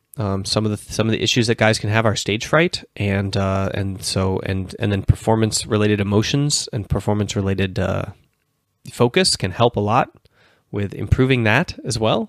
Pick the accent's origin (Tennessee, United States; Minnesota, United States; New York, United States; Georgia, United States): Minnesota, United States; moved away as an adult; also born or lived in Finland; University of Minnesota, my, my home state.